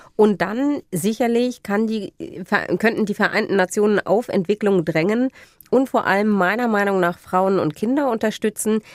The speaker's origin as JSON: {"language": "German", "country": "Germany", "said": "bei uns in Deutschland"}